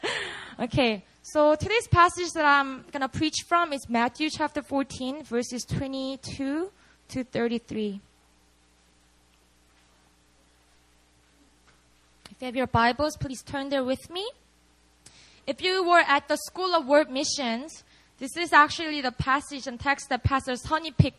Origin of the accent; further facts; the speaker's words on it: Busan, South Korea; moved away; Busan's my hometown